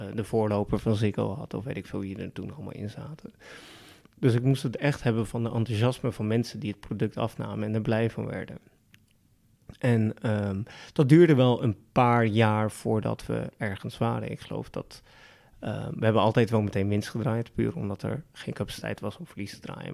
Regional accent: Netherlands; we in Nederland

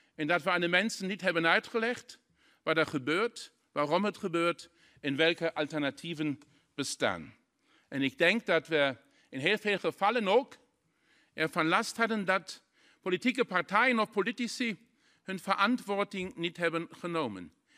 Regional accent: Saarlouis, Saarland, Germany; Dutch is a second language; Ik kom persoonlijk uit de grensstreek in Saarland

